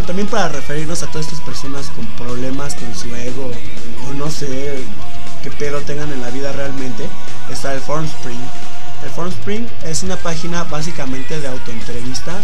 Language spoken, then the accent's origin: Spanish; Mexico; Yo soy mexicano